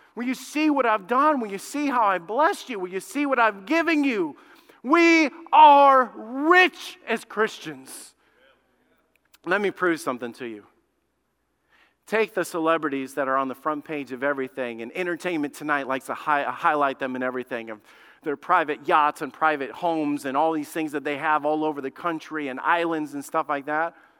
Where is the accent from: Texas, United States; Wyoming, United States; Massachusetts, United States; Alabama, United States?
Alabama, United States; moved away; I grew up in Alabama, man. I'm, I'm a redneck